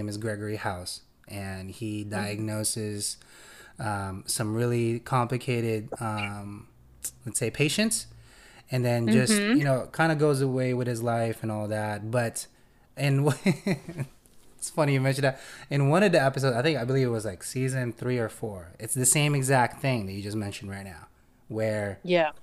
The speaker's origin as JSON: {"language": "English", "country": "Philippines", "moved": "yes", "lives_now": "United States", "said": "I'm not a U.S. native. I came from the Philippines"}